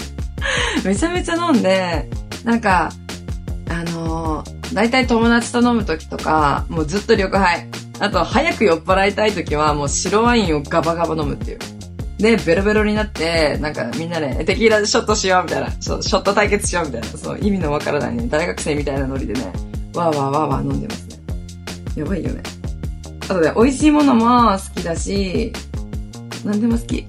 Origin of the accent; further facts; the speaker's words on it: Hokkaido, Japan; moved away as an adult; now in Okinawa, Japan; 出身は私ね、北海道なんですよ。北海道のど田舎で育ちました